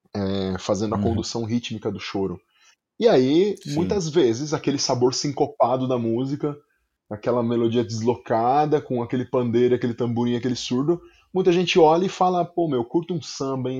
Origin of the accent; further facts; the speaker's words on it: São Paulo, Brazil; accent: paulista; em São Paulo, a gente tem esse sotaque paulista que a gente, que a gente fala, e aí, meu, tá ligado, hum. mano?